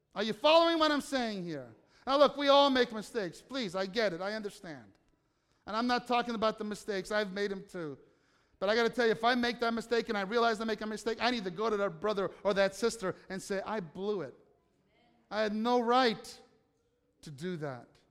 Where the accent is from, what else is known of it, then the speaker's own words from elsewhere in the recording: United States; I'm an American